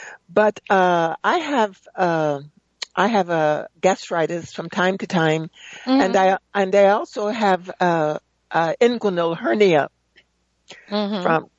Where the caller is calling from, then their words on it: Palmdale, California, United States; I'm calling from Palmdale, California.